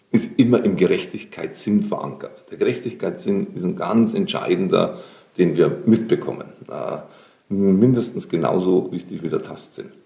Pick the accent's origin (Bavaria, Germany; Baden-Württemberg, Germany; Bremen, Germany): Bavaria, Germany; In Bayern, ich bin gerne in der Donau, ich bin an der Donau aufgewachsen. Dort gab es den Donaudurchbruch in Kielheim.